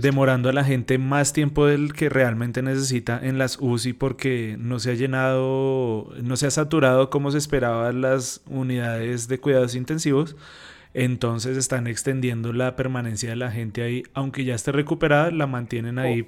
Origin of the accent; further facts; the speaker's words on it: Bucaramanga, Santander, Colombia; now in Bogotá, Colombia; En mi tierra donde yo nací, Bucaramanga, Santander